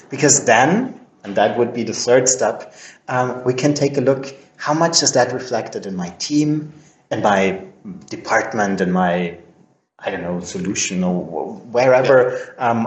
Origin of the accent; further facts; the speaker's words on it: Vienna, Austria; English is a second language; I'm I'm Austrian. I was born and raised in Vienna